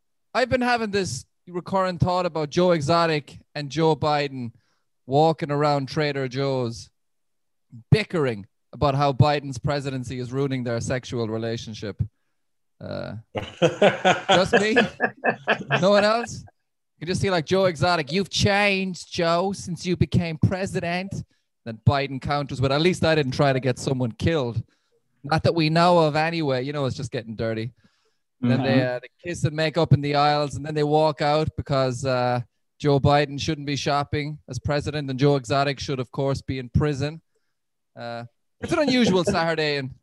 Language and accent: English; Limerick, Munster, Ireland; I think I'm from the only shithole in Ireland. Like it's a place called Limerick